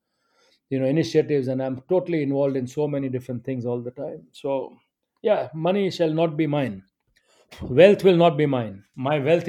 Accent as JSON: {"language": "English", "country": "India", "moved": "yes", "lives_now": "United Kingdom", "said": "I'm an Indian"}